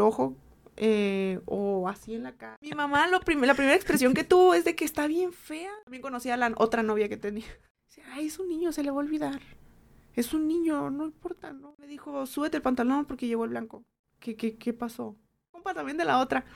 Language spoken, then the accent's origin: Spanish; Mexicali Valley, Baja California, Mexico; yo vengo del Valle de Mexicali, soy originaria del Valle de Mexicali